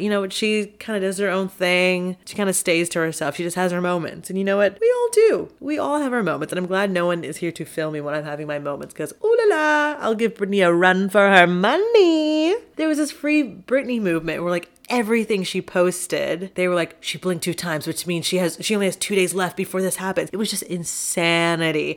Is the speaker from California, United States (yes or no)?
no; Texas, United States; I'm from Texas